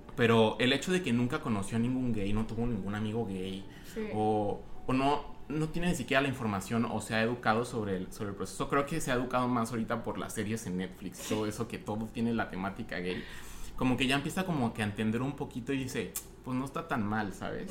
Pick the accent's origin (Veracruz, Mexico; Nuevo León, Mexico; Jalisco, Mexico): Jalisco, Mexico; Guadalajara; moved away as an adult; now in United States; nací en Guadalajara, soy mexicano, eh, mexicano-americano. Ahorita estoy viviendo en Estados Unidos